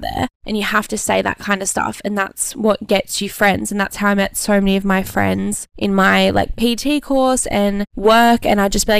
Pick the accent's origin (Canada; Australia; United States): Australia; Brisbane, Queensland; moved away as an adult; also born or lived in Gold Coast; now in Exmouth, Australia; that was like 2 hours away from my hometown